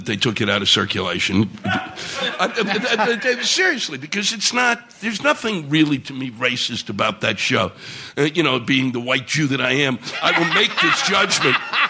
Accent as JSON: {"language": "English", "town": "Washington", "country": "United States", "tie": "born or raised there", "said": "I was born and raised around Washington"}